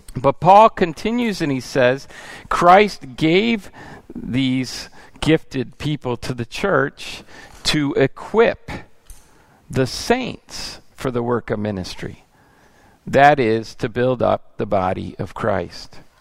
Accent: United States; moved away as an adult; also born or lived in Italy; I came as an American and I learned Italian

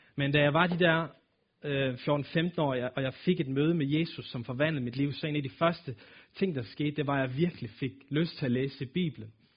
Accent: Aalborg, North Denmark Region, Denmark; accent: nordisk; jeg er født og opvokset her i Aalborg, og har boet her hele mit liv

